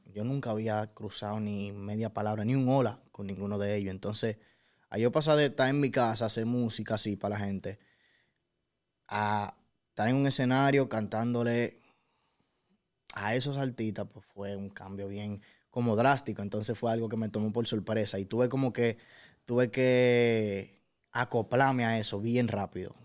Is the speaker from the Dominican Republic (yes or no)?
yes; Dominican Republic; yo soy de RD